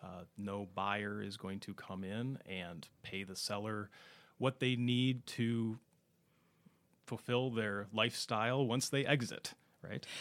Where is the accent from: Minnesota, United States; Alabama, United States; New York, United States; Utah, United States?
Minnesota, United States; Minneapolis–Saint Paul; also born or lived in Ohio; born and raised in the Twin Cities area